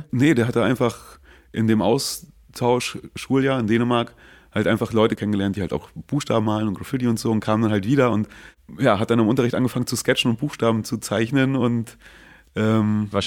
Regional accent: Schwerin, Mecklenburg-Vorpommern, Germany; now in Berlin, Germany; Nein, ich bin gebürtiges Küstenkind, komme aus Mecklenburg, Nähe der Ostseeküste. Heimatstadt ist Schwerin und da fing das ganze Übel an auch in dieser Stadt.

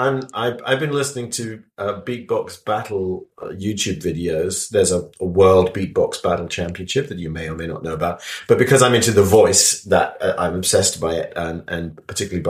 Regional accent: London, United Kingdom; moved away as an adult; now in San Diego, United States

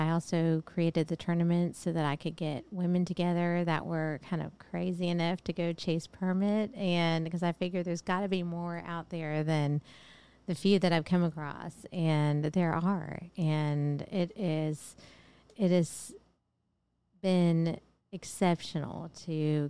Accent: Texas, United States; accent: Texas; My Texas accent

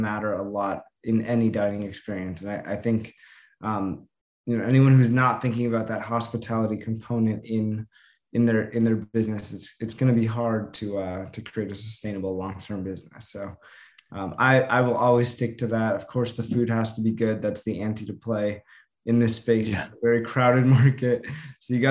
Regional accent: Los Angeles, California, United States; I grew up

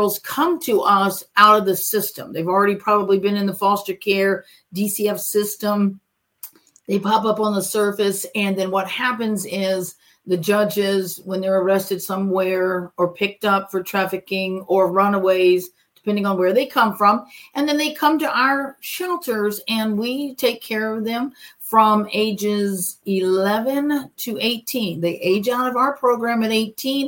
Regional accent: Cape Coral, Florida, United States; also born or lived in Fort Myers; I'm actually from Florida, and then I did graduate high school in Fort Myers

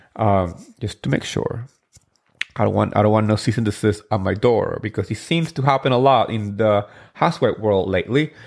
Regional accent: New Jersey, United States; I'm from Jersey

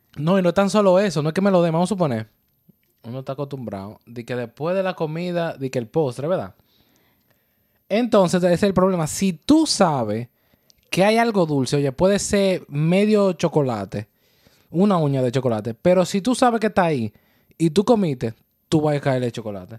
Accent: Dominican Republic; now in New York, United States; Somos una pareja dominicana viviendo el día a día en el área de Nueva York.

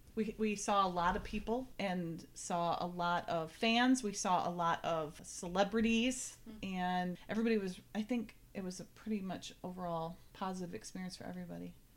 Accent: Vermont, United States; now in New Hampshire, United States; I'm from New Hampshire, and I'm originally from Vermont

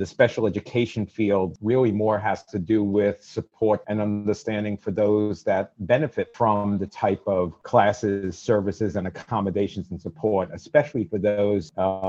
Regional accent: New York City, New York, United States; also born or lived in Brooklyn, New York / White Plains, New York; Yes, I was born in Bronx, New York. My parents also born in New York City. Grandparents from Eastern Europe. But yes, love New York my whole life. There was a long period of time after I grew up in the Bronx as a teenager in Brooklyn, in Coney Island, by the way.

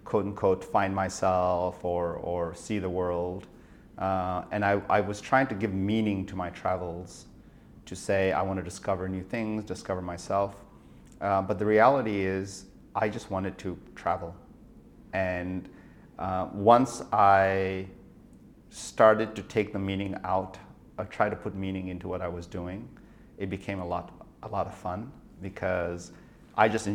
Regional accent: India; moved away as an adult; also born or lived in Nagaland, India / United States; I was born in India, in a place called Nagaland, which is a small state in the northeast of India, which is on the Burmese border. And I went to primary school and high school in an international boarding school, which was for monks in the center of India

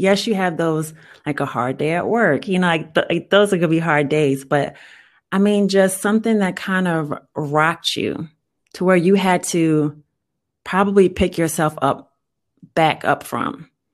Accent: New Orleans, Louisiana, United States; moved away as an adult; now in Texas, United States; I was born and raised in New Orleans

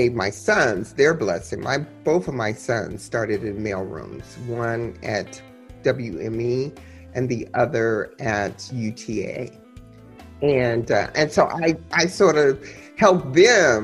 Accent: Ann Arbor, Michigan, United States; I grew up in Ann Arbor

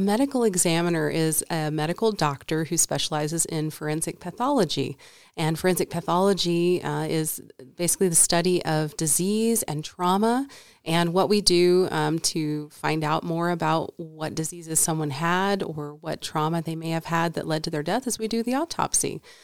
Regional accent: Paducah, Kentucky, United States; moved away as an adult; also born or lived in East Coast; now in Nevada, United States; I was born and raised in Kentucky in a small town at the western edge of the state called Paducah

